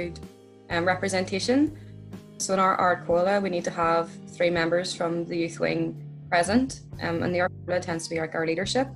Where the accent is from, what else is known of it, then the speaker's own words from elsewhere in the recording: the North, Northern Ireland, United Kingdom; moved away as an adult; also born or lived in Wales; growing up in the North, obviously you do kind of become a little bit politically minded. I actually grew up in a working class unionist area